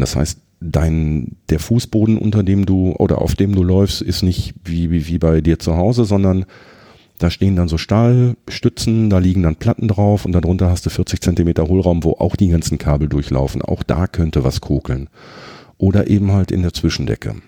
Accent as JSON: {"language": "German", "town": "Herten", "region": "North Rhine-Westphalia", "country": "Germany", "tie": "born or raised there", "said": "Ich habe immer in Herten gewohnt"}